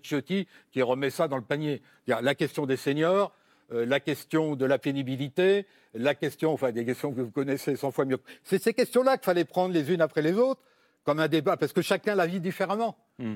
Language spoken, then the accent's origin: French; France; on est français